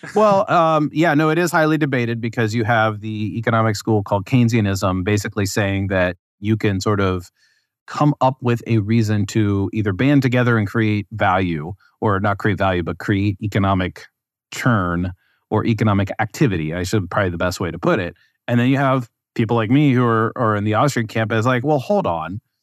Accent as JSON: {"language": "English", "region": "West Virginia", "country": "United States", "tie": "born or raised there", "said": "I grew up in West Virginia"}